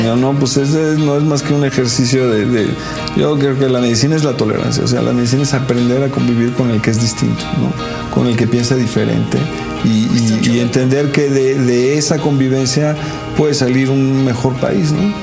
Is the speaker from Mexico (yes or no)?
yes; Mexico; yo soy clase media mexicana